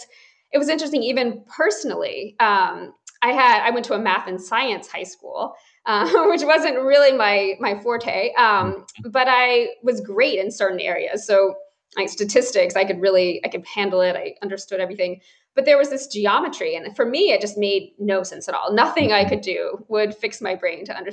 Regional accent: Atlanta, Georgia, United States; moved away as an adult; now in Boston, United States; I'm actually from the Atlanta, Georgia area. So I'm a Southerner at heart. Mm-hmm. And I spent my whole life there.

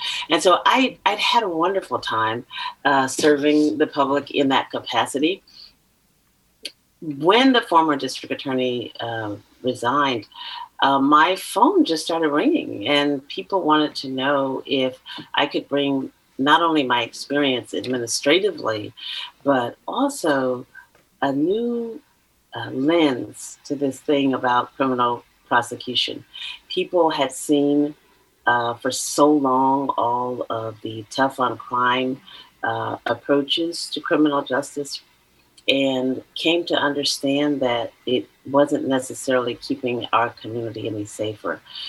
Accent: Oakland, California, United States; So yes, I'm a native Californian. I was born and raised in Oakland, East Oakland, Deep East, as is now, I understand, called. And I'm a proud graduate of Castlemont High School.

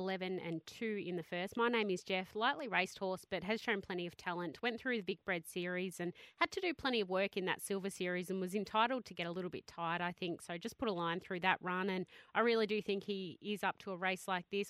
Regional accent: Shepparton, Victoria, Australia; my hometown cup, of course, Shepparton

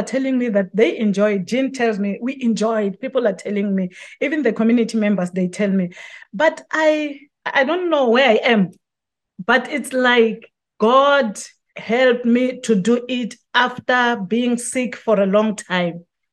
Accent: South Africa; people in my home country

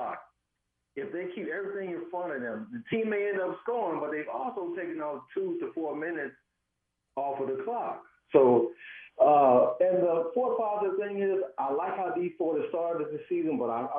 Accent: Kansas City, Missouri, United States; moved away as an adult; now in Charlotte, United States; I'm born and raised in Kansas City

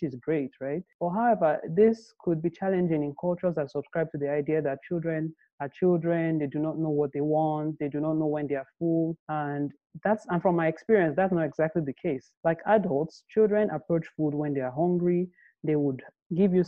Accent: Nigeria; I grew up in Nigeria

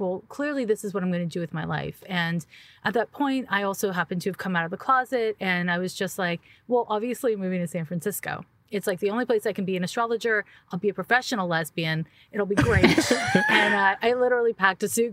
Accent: Montreal, Quebec, Canada; I'm from Quebec, Montreal, Quebec. So we have a different school system there

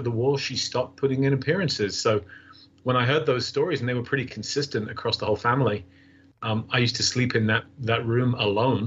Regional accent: England, United Kingdom; moved away; since I was a young boy growing up in England

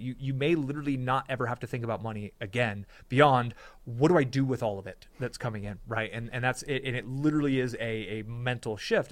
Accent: California, United States; I grew up in California

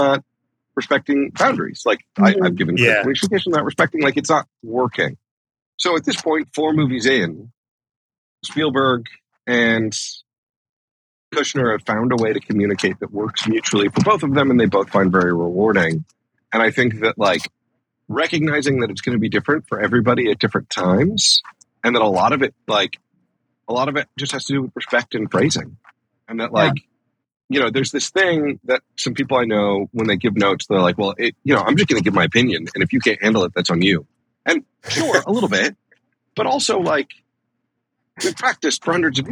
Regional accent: Midwest, United States; I'm like from the Midwest

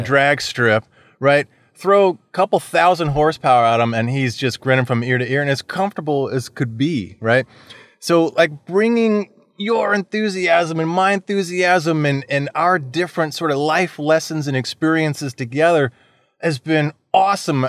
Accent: Florida, United States; I was born and raised in Florida

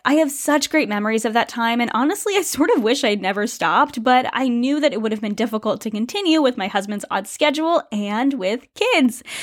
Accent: United States; moved away as an adult; now in Canada; I am an American

